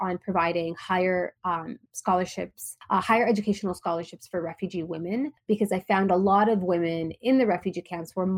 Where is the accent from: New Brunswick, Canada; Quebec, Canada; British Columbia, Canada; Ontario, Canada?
Ontario, Canada; Toronto; also born or lived in Dubai; I grew up in Toronto, in Canada. And, you know, I'm originally from Palestine. My parents were born in Gaza. They grew up in Egypt. I was born in Dubai, moved to Canada when I was very young